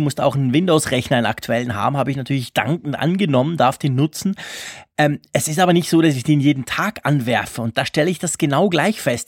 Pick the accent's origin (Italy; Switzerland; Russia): Switzerland; bei uns in der Schweiz